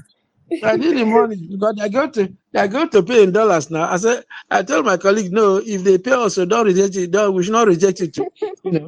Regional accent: Nigeria; I'm from Nigeria

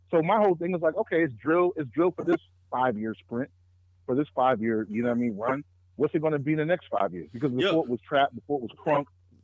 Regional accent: New York, United States; As a New Yorker

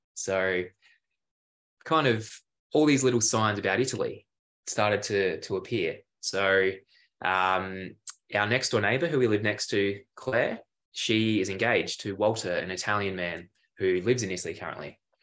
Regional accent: Adelaide, South Australia, Australia; moved away as an adult; also born or lived in Geelong, Victoria; we ended up moving from Adelaide, my hometown

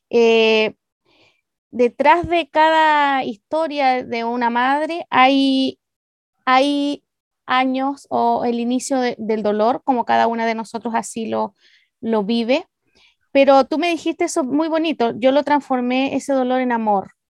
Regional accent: Copiapó, Atacama, Chile; de Renacer también, de la ciudad de Copiapó en Chile.

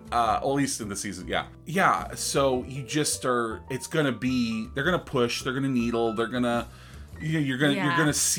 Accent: United States; Just being an American, you catch on to pop culture.

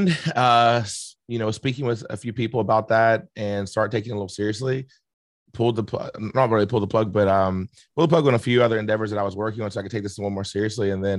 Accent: South Charleston, West Virginia, United States; born and raised in Charleston, West Virginia, more specifically South Charleston.

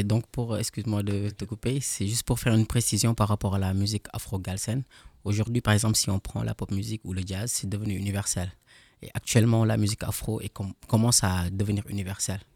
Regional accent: Senegal; now in Strasbourg, France; je suis sénégalais

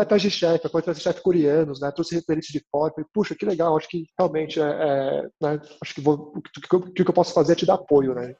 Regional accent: Brazil; also born or lived in New York, United States; E eu sendo coreano brasileiro

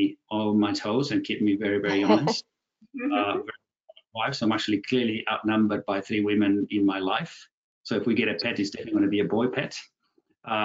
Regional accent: Buenos Aires, Argentina; I was born and bred in Buenos Aires, Argentina, from my mom who's English, dad who's from Venice in Italy.

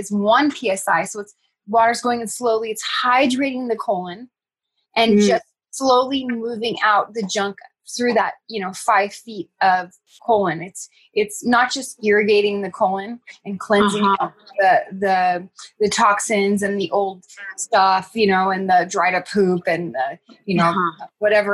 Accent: Northern California, United States; I grew up in Northern California, and my family, my aunt and uncle had a dairy farm.

